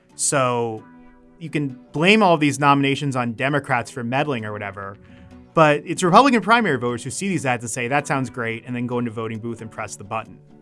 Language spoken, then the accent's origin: English; Maryland, United States; I'm from Maryland